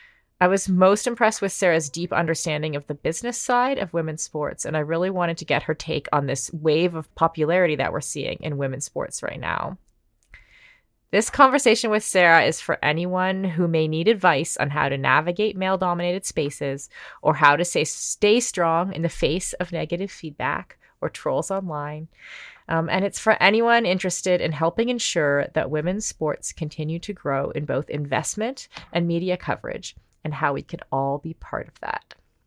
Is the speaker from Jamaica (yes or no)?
no; Canada